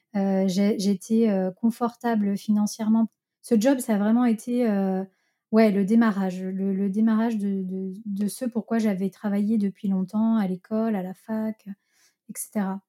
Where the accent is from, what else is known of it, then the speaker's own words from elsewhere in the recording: Lyon, Auvergne-Rhône-Alpes, France; je suis lyonnaise, donc j'ai habité à Lyon euh, chez mes parents